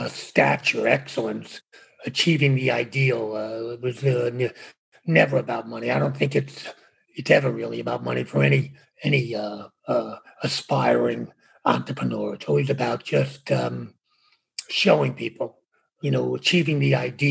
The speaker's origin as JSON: {"language": "English", "town": "New York City", "region": "New York", "country": "United States", "tie": "born or raised there", "also_born_or_lived": "Bronx", "said": "I was born in the Bronx, raised in Brooklyn"}